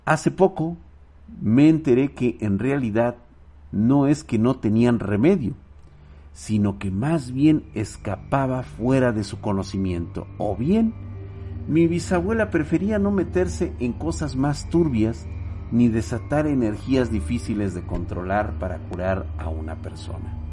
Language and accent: Spanish; Guanajuato, Mexico; aún es bastante famosa en la región de donde soy, noroeste de Guanajuato